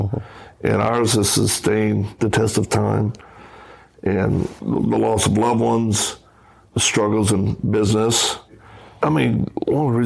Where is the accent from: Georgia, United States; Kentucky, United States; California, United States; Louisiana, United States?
Louisiana, United States; Cajun; I'm a Cajun